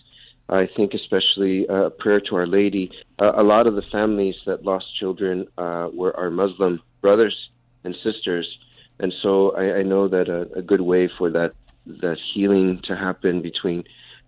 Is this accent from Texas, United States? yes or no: yes; South Texas, United States; now in New York City, United States; I'm originally from South Texas.